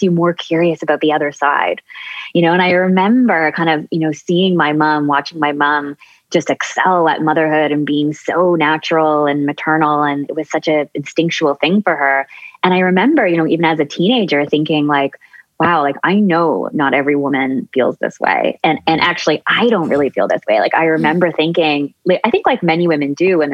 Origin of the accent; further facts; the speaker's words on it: Newmarket, Ontario, Canada; I grew up just outside of Toronto in a suburb called Newmarket